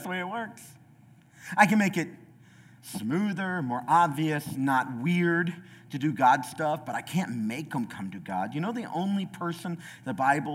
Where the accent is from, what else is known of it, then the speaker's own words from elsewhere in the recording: United States; I'm an American